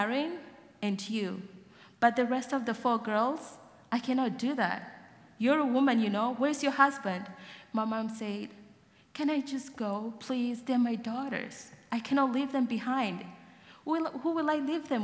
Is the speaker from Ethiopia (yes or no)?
yes; Gambela, Ethiopia; moved away; I was born in Gambela, in the middle of Ethiopia and South Sudan